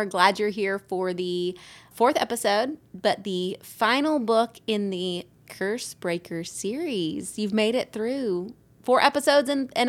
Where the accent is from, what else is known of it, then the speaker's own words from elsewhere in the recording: the South, United States; accent: Southern; So I had a vocal coach who tried to, one, rid me of my Southern accent